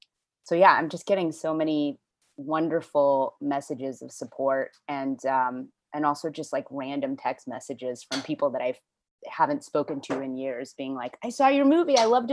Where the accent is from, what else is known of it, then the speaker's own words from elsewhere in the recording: Houston, Texas, United States; moved away; I'm originally from Houston, Texas, and there's actually quite a big Chinese community there.